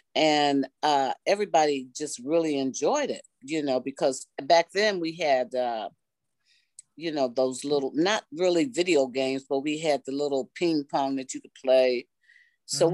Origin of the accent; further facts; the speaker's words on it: Detroit, Michigan, United States; I am a native Detroiter, and I grew up in Detroit on the West Side